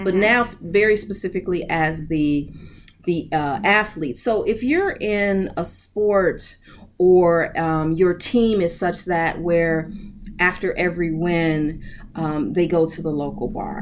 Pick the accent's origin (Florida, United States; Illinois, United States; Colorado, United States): Illinois, United States; Chicago; I grew up in Chicago, still here, mm-hmm. born and raised